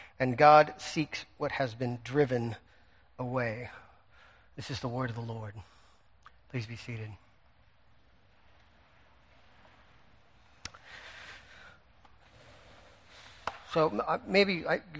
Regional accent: United States; as Americans

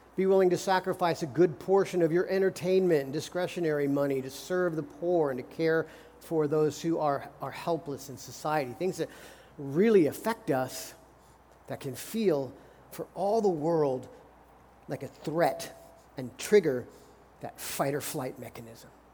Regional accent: United States; as American Christians

